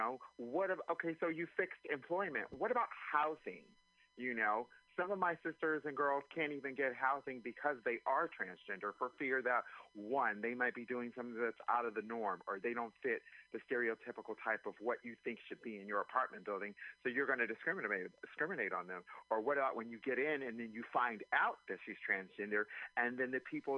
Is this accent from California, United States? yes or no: yes; Anaheim, California, United States; now in San Francisco, United States; I've been in San Francisco for over 20 years. I'm originally from Anaheim, California